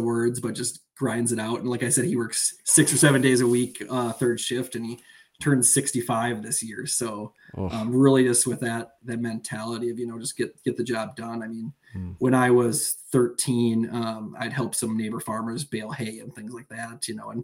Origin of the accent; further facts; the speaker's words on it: Austin, Minnesota, United States; I grew up outside of Austin, Minnesota, which is the host of Hormel Foods, a Fortune 500 company.